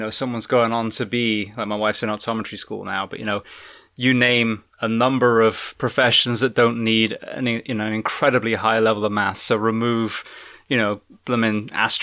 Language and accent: English; England, United Kingdom; now in United States; as an Englishman